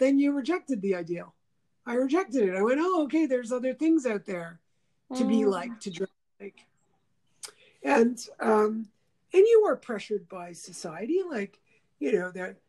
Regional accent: Montreal, Quebec, Canada; growing up in Montreal.

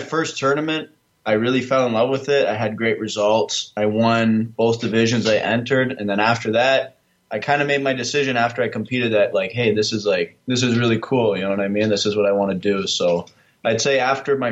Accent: Canada; moved away as an adult; now in Toledo, United States; I'm actually from Canada. So started in a small gym near my hometown in Canada

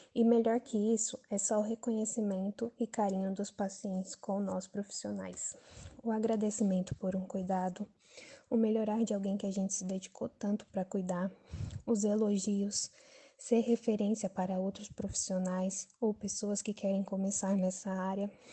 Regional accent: São Paulo, Brazil; sou de Interlagos, Zona Sul, São Paulo, capital

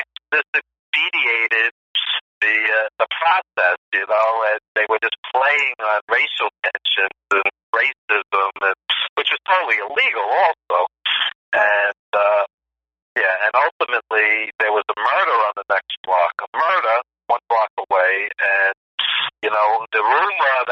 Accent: New York City, New York, United States; I grew up in East Flatbush, Brooklyn, and it was a rough neighborhood

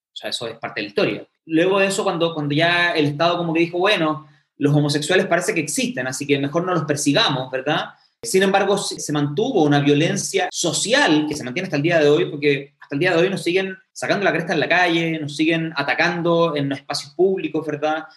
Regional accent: Chile; porque somos parte de Chile

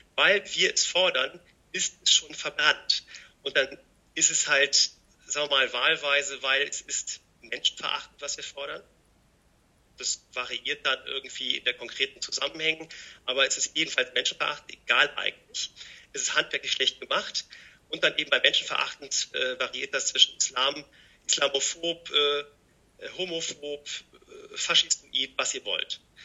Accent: Rhineland, Germany; ich bin immer jemand, der, sagen wir mal, als Rheinländer optimistisch ist

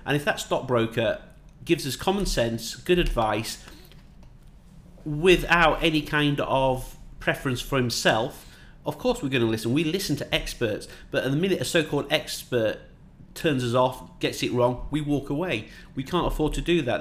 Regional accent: Yorkshire and the Humber, United Kingdom; also born or lived in Northamptonshire / Manchester; now in Dubai, United Arab Emirates; I'm from Yorkshire

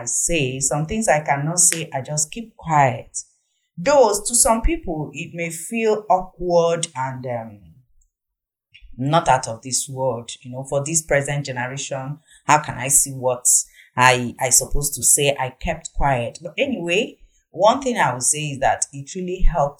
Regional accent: Nnewi, Anambra, Nigeria; also born or lived in Achina, Anambra State; I'm from Nnewi in Anambra State, where my husband is from Achina in the same Anambra State.

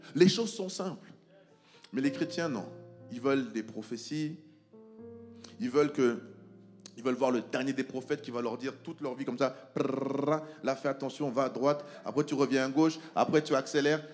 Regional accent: France; moi, je viens de la France

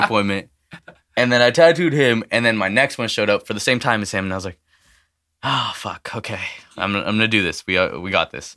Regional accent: El Paso, Texas, United States; now in Merced, United States; I was born in El Paso, um, so I go back and visit whenever I can

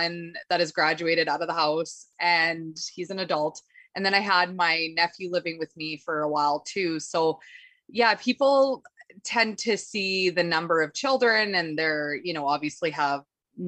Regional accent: Saskatoon, Saskatchewan, Canada; also born or lived in Kelowna; So I was born and raised in Saskatoon, Saskatchewan, and I pretty much lived there my whole life.

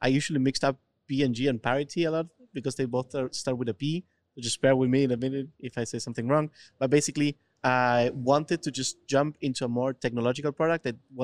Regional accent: Argentina; I actually used to work here in Buenos Aires. I'm from Argentina.

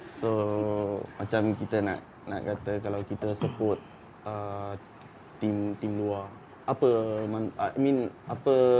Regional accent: Malaysia; kita sebagai rakyat Malaysia

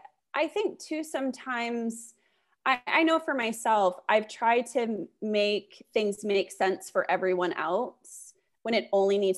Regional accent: California, United States; cause I'm from Northern California. Perfect. So I was like, I can move home

